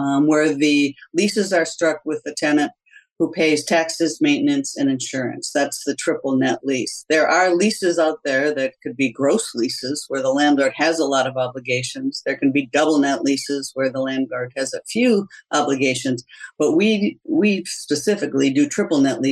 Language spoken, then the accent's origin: English; Wauwatosa, Wisconsin, United States; I grew up in the Midwest in a small town called Wauwatosa, Wisconsin